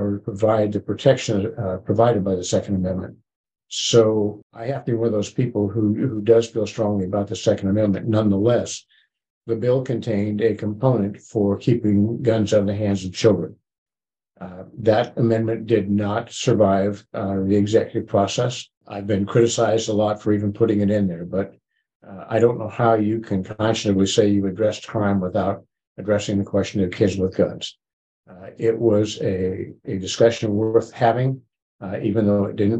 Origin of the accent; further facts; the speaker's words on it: Joplin, Missouri, United States; I'm from the Joplin area